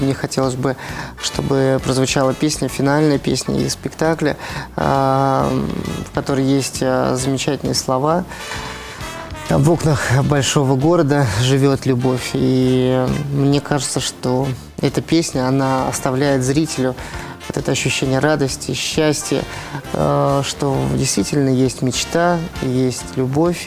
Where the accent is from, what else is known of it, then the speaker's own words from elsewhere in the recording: Moscow, Russia; в Москве в первую очередь, потому что всё-таки это, э, мой родной город